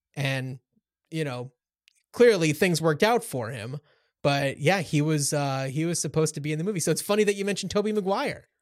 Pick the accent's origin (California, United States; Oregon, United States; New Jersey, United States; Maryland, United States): New Jersey, United States; Cranford; you and I grew up in Cranford, New Jersey